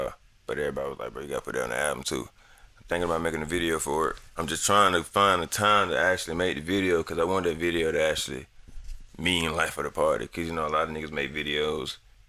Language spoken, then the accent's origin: English; Atlanta, Georgia, United States; I'm from Atlanta, but mm-hmm. I lived in the country, too.